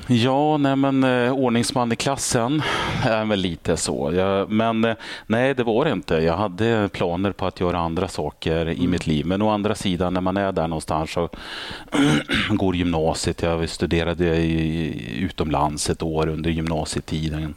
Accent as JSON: {"language": "Swedish", "town": "Örnsköldsvik", "region": "Västernorrland County", "country": "Sweden", "tie": "born or raised there", "moved": "yes", "said": "där är jag född och uppvuxen"}